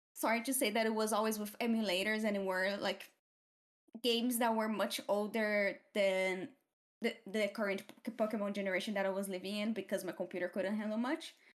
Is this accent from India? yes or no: no; Brazil; first language Portuguese; English is a second language; moved away as an adult; now in United Kingdom; I come from Brazil, from the countryside-ish of Brazil, I, I grew up